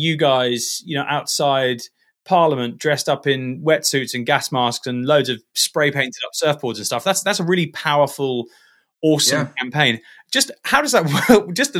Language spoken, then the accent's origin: English; Dubai, United Arab Emirates; And I grew up in Dubai, and I remember I could only get Surfing magazine from my local shop